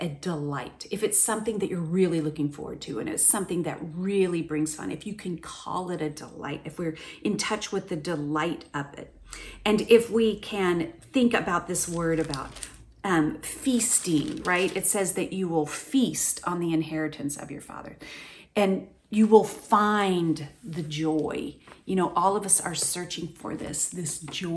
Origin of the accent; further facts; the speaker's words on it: Oklahoma, United States; moved away; the same tree that we had in my front yard growing up in Oklahoma